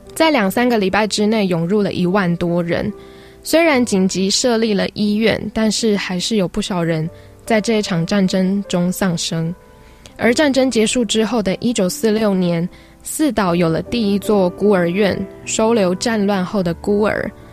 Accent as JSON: {"language": "Chinese", "region": "central Taiwan", "country": "Taiwan", "also_born_or_lived": "Taipei", "moved": "as an adult", "said": "我是中部人， 到台北读书"}